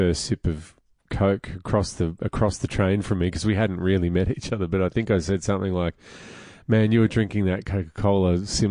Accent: Melbourne, Victoria, Australia; I'm from Greensboro. I was born at Diamond Valley Hospital in March of 1980

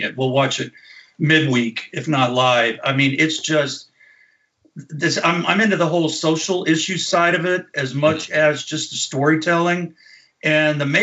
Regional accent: Crowley, Texas, United States; I grew up on Beauville

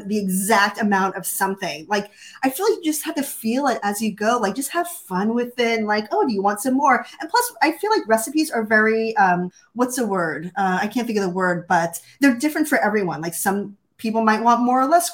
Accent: New York City, New York, United States; also born or lived in Hawaii / Southern California; now in Pacific Northwest, United States; I grew up originally in Brooklyn, New York, in a Jewish family, and we moved to Hawaii and Southern California

